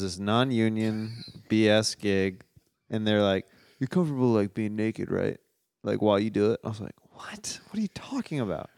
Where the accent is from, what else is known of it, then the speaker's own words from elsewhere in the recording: Kansas City, Missouri, United States; I'm from Kansas City